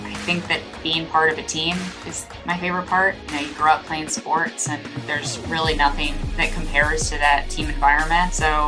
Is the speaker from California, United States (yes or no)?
yes; San Diego, California, United States; I grew up in San Diego, and I grew up a Chargers fan.